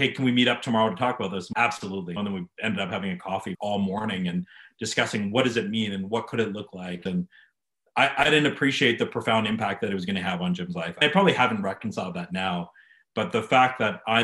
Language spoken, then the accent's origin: English; Calgary, Alberta, Canada; I'm born and raised Calgarian. This place is home for me